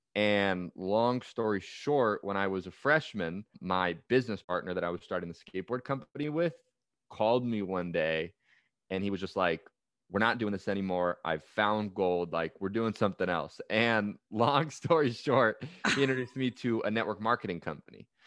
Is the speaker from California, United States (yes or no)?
yes; Bay Area, California, United States; I grew up in the Bay Area